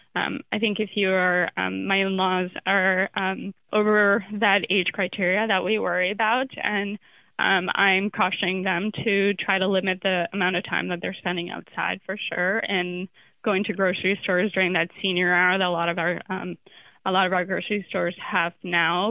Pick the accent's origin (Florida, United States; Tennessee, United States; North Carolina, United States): Florida, United States; I'm from Florida